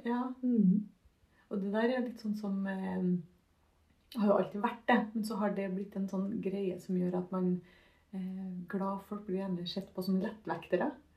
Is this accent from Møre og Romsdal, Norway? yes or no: no; Trondheim, Trøndelag, Norway; also born or lived in Husby; jeg er gangster fra Kolstad.